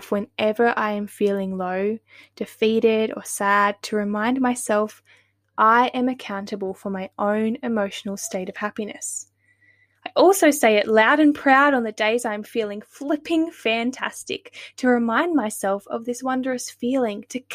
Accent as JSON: {"language": "English", "region": "northern New South Wales", "country": "Australia", "tie": "born or raised there", "said": "I'm now living back in my hometown in northern New South Wales"}